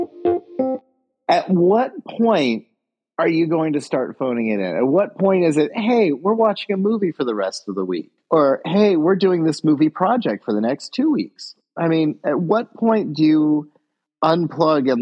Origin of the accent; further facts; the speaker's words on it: Alaska, United States; moved away; I lived in Alaska.